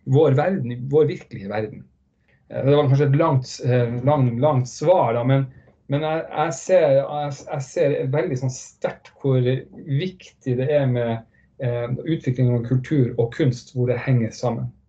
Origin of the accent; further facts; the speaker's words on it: Northern Norway, Norway; Jeg er fra Nord-Norge